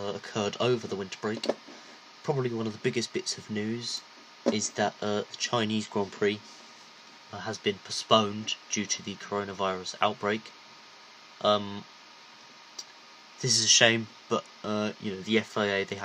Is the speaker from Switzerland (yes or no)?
no; United Kingdom; I'm British